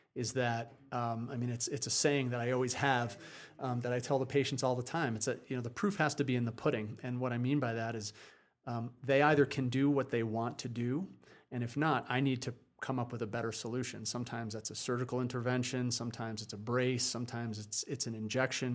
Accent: New Jersey, United States; moved away as an adult; also born or lived in Vermont; I grew up on the East Coast in, uh, in New Jersey

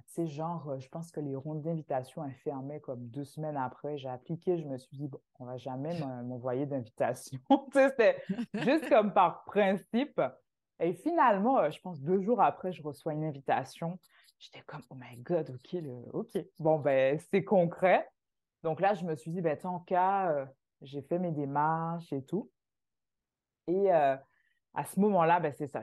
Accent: Martinique; moved away as an adult; now in Canada; je viens de la Martinique

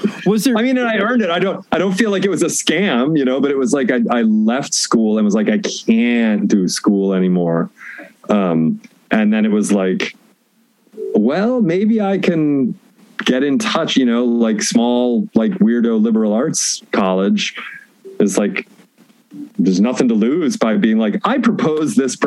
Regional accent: New England, United States; moved away as an adult; also born or lived in West Coast / Oconomowoc, Wisconsin / Oberlin, Ohio / Austin, Texas; I moved from the West Coast when I was a little kid. My parents moved east to ultimately to New England. A stop along the way in Wisconsin

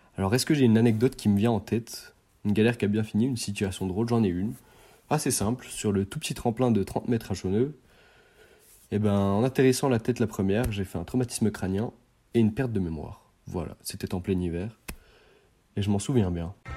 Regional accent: Chaux-Neuve, Bourgogne-Franche-Comté, France; c'est ma ville natale, mon village pardon, mon village natal. J'y ai grandi pendant plus de 16 ans

